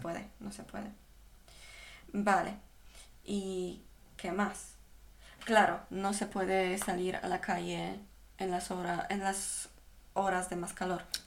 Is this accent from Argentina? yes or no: no; Poland; now in Spain; soy, soy polaca